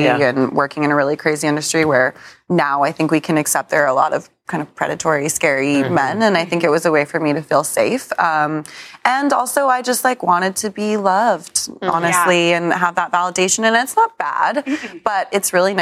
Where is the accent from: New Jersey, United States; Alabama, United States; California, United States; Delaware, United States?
California, United States; also born or lived in San Diego; I'm actually from California. Like, I grew up saying gnarly.